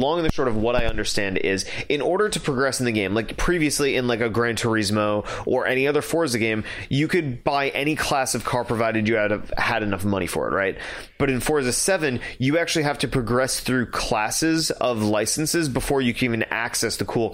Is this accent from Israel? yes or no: no; United Kingdom; I'm British